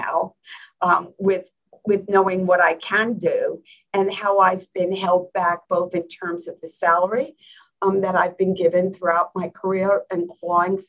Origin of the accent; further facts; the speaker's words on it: New Jersey, United States; moved away; I grew up in New Jersey